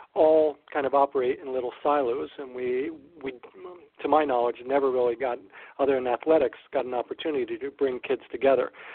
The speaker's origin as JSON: {"language": "English", "town": "Ewing", "region": "New Jersey", "country": "United States", "tie": "born or raised there", "said": "I grew up in neighboring Ewing"}